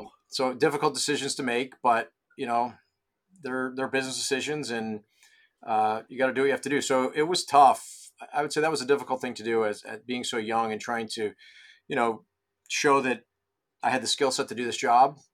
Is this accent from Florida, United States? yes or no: no; Rochester, New York, United States; moved away as an adult; also born or lived in Ridgewood, New Jersey / Vermont; I grew up in Rochester, New York, so golf season's all of three months up there